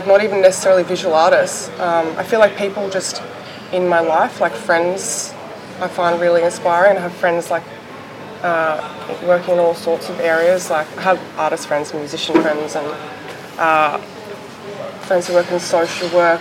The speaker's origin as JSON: {"language": "English", "area": "Strathbogie Ranges", "region": "northeast Victoria", "country": "Australia", "tie": "born or raised there", "moved": "yes", "lives_now": "Melbourne, Australia", "said": "I grew up on a big property in the Strathbogie Ranges"}